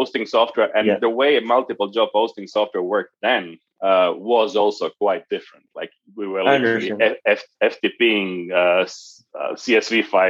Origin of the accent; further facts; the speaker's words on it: Croatia; moved away as an adult; now in Dublin, Ireland; Originally, I'm from Croatia, down south in Europe. I got a job in 1998 in Microsoft in Ireland. So moved here to Dublin in 1998